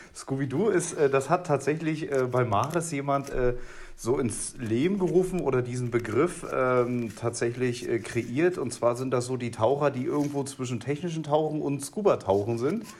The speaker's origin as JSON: {"language": "German", "area": "the East", "region": "East Germany", "country": "Germany", "moved": "yes", "lives_now": "Bavaria, Germany", "said": "bei uns im Osten"}